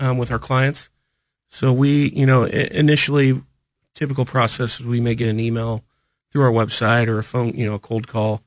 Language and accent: English; Smithville, Missouri, United States; also born or lived in Manhattan, Kansas; I grew up in Smithville, north